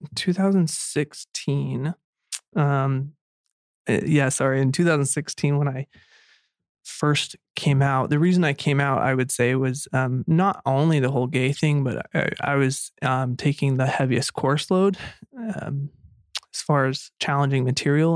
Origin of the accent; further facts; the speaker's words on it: Pocatello, Idaho, United States; I grew up in Idaho and, uh, and in Pocatello, Idaho